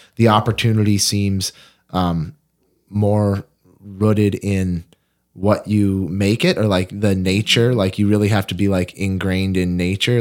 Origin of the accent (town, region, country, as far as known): Fergus Falls, Minnesota, United States; born or raised there